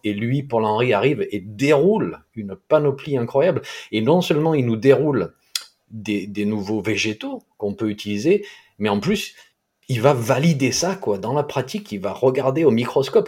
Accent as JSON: {"language": "French", "region": "south-east France", "country": "France", "accent": "sud-est", "said": "mon accent du sud-est"}